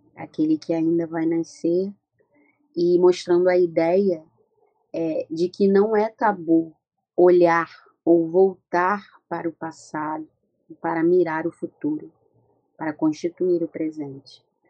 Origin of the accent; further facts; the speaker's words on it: Rio de Janeiro, Brazil; nascida e criada no Morro da Mangueira, uma favela aqui do Rio de Janeiro, da cidade do Rio de Janeiro